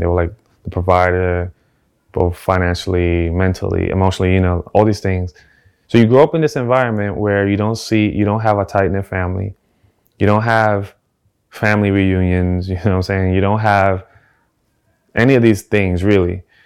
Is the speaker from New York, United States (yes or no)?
yes; New York City, New York, United States; also born or lived in South Bronx; I was born in the South Bronx, and for the majority of my life, I grew up in the Lower East Side of Manhattan